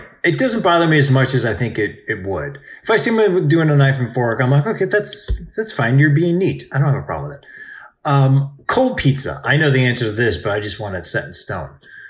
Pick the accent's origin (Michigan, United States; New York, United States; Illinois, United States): New York, United States; And just as a New Yorker, I'm wondering what you think of this, especially because you've never seen this.